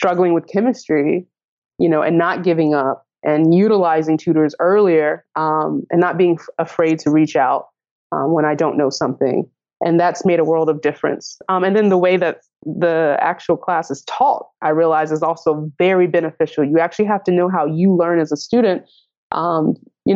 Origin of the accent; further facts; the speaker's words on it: Nashville, Tennessee, United States; moved away as an adult; now in Chicago, United States; I'm from Nashville, Tennessee